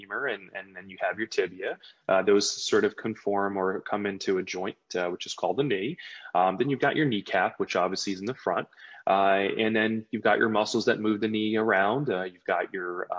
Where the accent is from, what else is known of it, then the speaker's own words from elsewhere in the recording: New Jersey, United States; also born or lived in Maryland; I was actually born and raised in New Jersey. I'm a Jersey boy